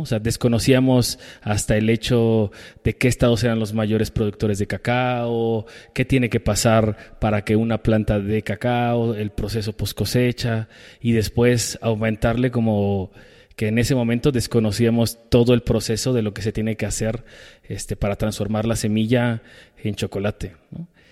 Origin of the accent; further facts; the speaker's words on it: Mexico City, Mexico; yo crecí en Iztapalapa con mis papás